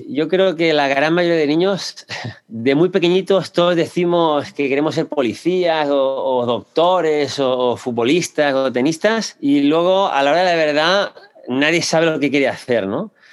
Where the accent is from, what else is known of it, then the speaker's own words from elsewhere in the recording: Barcelona, Catalonia, Spain; moved away as an adult; now in Houston, United States; soy español de Barcelona